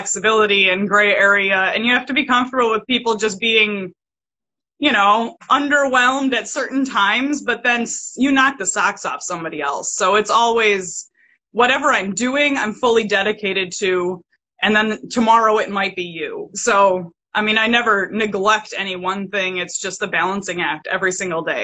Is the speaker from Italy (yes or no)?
no; Madison, Wisconsin, United States; I grew up in Madison, Wisconsin